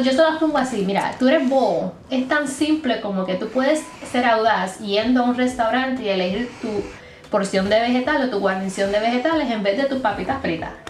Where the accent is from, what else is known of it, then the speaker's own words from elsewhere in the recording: Puerto Rico; moved away as an adult; now in Arizona, United States; porque por eso salí de Puerto Rico